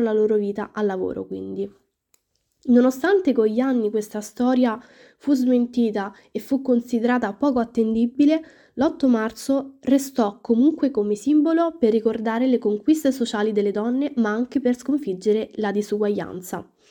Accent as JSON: {"language": "Italian", "town": "Rome", "region": "Lazio", "country": "Italy", "said": "sono una studentessa universitaria, ho 19 anni e vengo da Roma"}